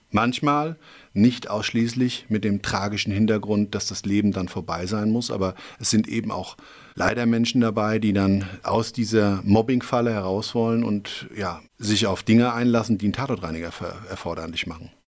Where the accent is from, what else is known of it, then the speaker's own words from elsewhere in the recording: Schwalbach am Taunus, Hesse, Germany; aufgewachsen bin ich im Anschluss eigentlich dann doch eher in Schwalbach